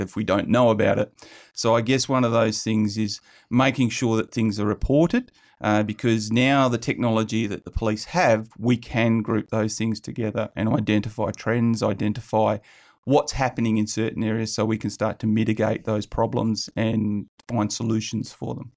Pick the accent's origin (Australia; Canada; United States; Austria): Australia; South Hedland, Western Australia; moved away; I grew up in South Hedland a bit.